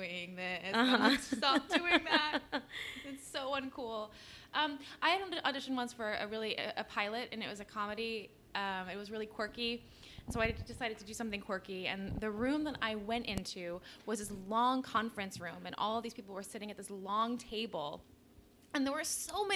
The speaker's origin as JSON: {"language": "English", "region": "East Coast", "country": "United States", "also_born_or_lived": "New York City", "lives_now": "Los Angeles, United States", "said": "I'm from the East Coast, and I moved to New York City when I was 17."}